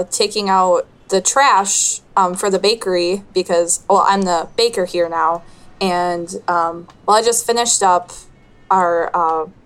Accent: Minnesota, United States; Oh, I'm from up in the Midwest, just a little small town in Minnesota, actually.

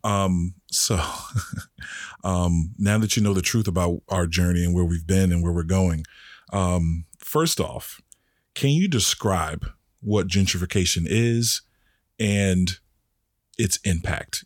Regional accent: Washington, District of Columbia, United States; I'm from Northwest D C. Like, I didn't grow up with much

